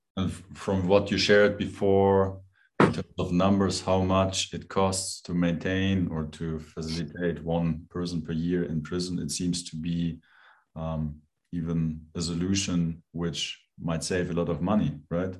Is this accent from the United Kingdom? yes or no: no; Germany; now in Switzerland; I'm from Germany. I now live in Switzerland